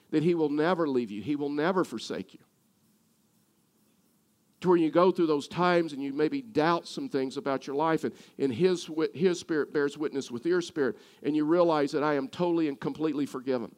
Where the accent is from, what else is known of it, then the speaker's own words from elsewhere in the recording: Texas, United States; I'm from Texas